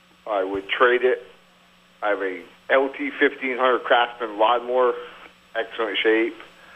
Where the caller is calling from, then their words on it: Westport, New York, United States; I'm calling from Westport.